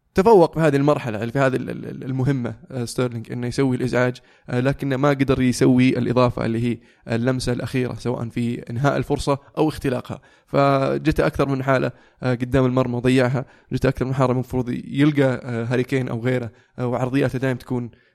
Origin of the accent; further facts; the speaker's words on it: Saudi Arabia; نحن كسعوديين